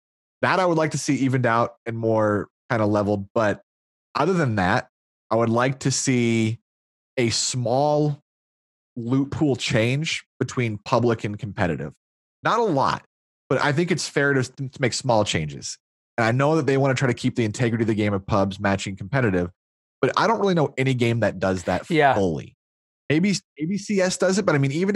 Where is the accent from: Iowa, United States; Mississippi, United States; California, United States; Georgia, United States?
Iowa, United States; I'm from Iowa